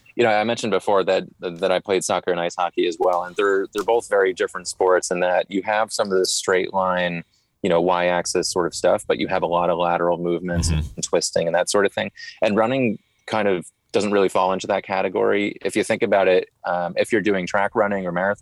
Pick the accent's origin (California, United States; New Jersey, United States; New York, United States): New Jersey, United States; moved away as an adult; also born or lived in Boston, Massachusetts; now in Charlotte, United States; I was born and raised in New Jersey and then went to Boston University up in Boston, Mass